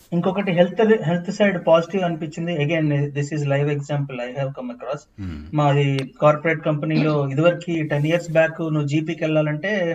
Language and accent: Telugu; India; accent: Indian; now in Scotland, United Kingdom; నా యాక్సెంట్ అంటే Indian accent